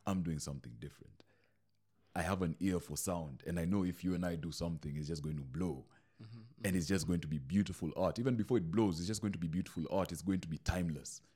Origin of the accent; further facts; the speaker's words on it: Mombasa, Mombasa County, Kenya; now in Nairobi, Kenya; I moved to Nairobi. I'm this kid from Mombasa